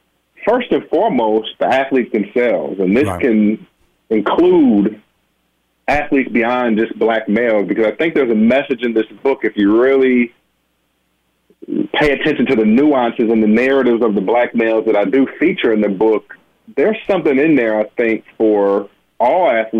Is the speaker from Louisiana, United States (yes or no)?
no; Benton Harbor, Michigan, United States; as a Black male myself who had hoop dreams and aspirations as a little boy growing up in Benton Harbor, Michigan